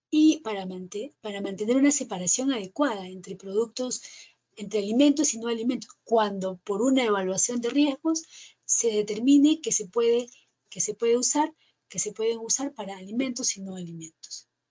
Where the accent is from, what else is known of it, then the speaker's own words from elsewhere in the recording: Peru; aquí en mi país, en el Perú